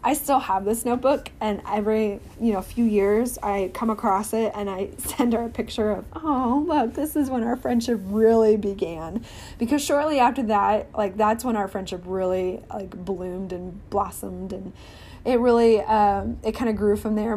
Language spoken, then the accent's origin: English; Missouri, United States; born or raised there; now in Texas, United States